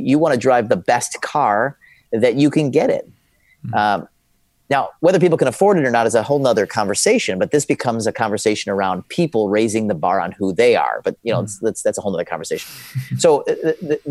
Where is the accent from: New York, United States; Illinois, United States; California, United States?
Illinois, United States; Chicago; I grew up in a city called Chicago